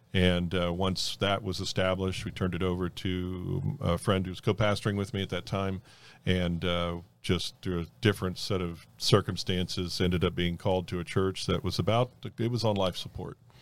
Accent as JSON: {"language": "English", "town": "North Miami", "region": "Florida", "country": "United States", "tie": "born or raised there", "also_born_or_lived": "Fort Lauderdale, Florida", "said": "I grew up in North Miami, uh, in the Carroll City area, if anybody listening knows where that at, and, uh, grew up there till I was thirteen and then moved to Fort Lauderdale area"}